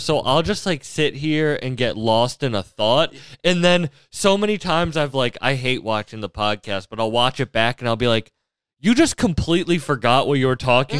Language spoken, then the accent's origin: English; Fitchburg, Massachusetts, United States; I'm from, I grew up in Fitchburg.